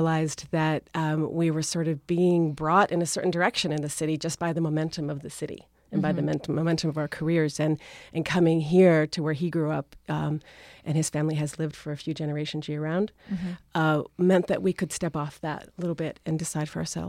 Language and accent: English; Rhode Island, United States; moved away as an adult; also born or lived in Syracuse / Philadelphia / Boston; now in Cape Cod, United States; I grew up in Rhode Island, and the funny thing is that I now teach at Rhode Island School of Design. Everyone assumes that I went there, but I come from a very large Portuguese-Italian family